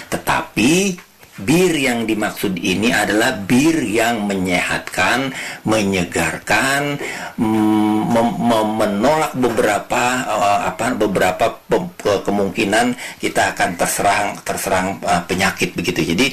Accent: Jakarta, Indonesia; meskipun saya anak Betawi tetapi saya terus menerus belajar

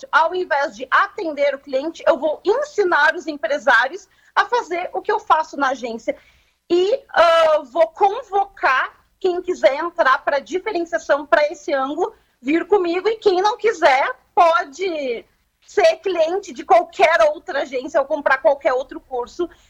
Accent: Camaquã, Rio Grande do Sul, Brazil; eu sou de Camacuã nativa

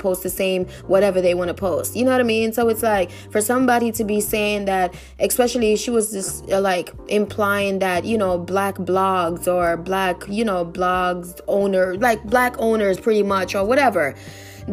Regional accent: New York, United States; I'm from New York too.

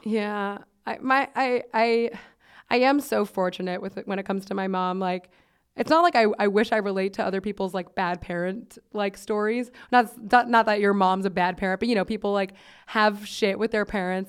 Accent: Miami, Florida, United States; I'm from Miami

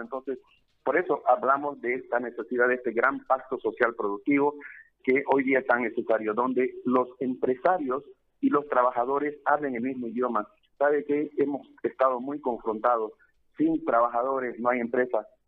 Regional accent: Bolivia; como bolivianos

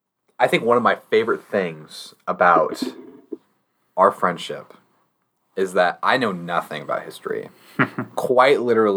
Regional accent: Nebraska, United States; growing up in Nebraska

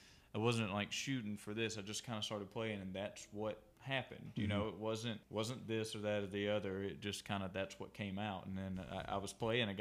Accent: Waynesboro, Georgia, United States; also born or lived in Ashland, Alabama / Lineville, Alabama / Canton, Georgia; I grew up just south of Augusta in Waynesboro, Georgia

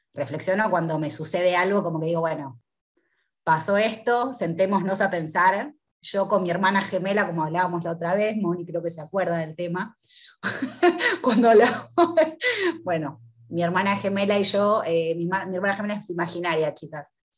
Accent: Argentina; soy de Argentina

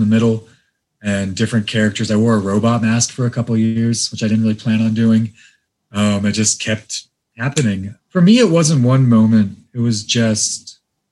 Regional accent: Iran; Iranian like me

